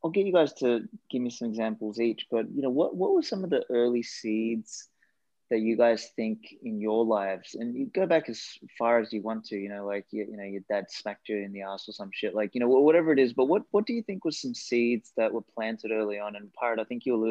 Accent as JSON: {"language": "English", "country": "Australia", "tie": "born or raised there", "first_language": "Macedonian", "second_language": "English", "said": "I came from an Eastern European family, and, you know, grew up in Australia, and like, English wasn't actually my first language. I spoke Macedonian initially"}